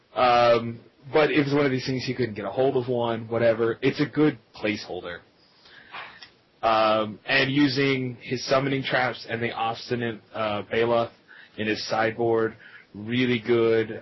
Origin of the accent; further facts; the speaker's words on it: Lubbock, Texas, United States; I am from Lubbock, Texas